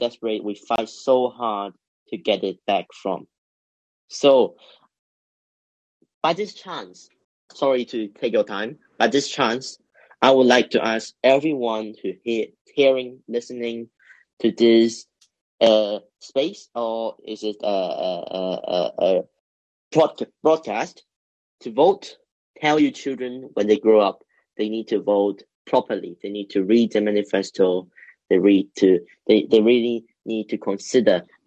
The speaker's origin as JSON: {"language": "English", "country": "Hong Kong", "also_born_or_lived": "Britain", "moved": "yes", "lives_now": "United Kingdom", "said": "I am a Chinese. I'm proudly a Chinese, to be honest. I come from Hong Kong, now to Britain."}